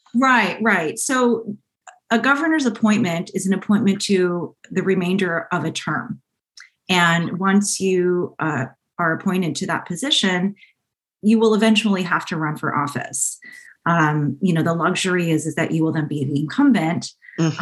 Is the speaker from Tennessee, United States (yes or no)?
no; Orange County, California, United States; also born or lived in San Diego / Syracuse, New York / Washington, District of Columbia, United States; I grew up here in Orange County, um, in South County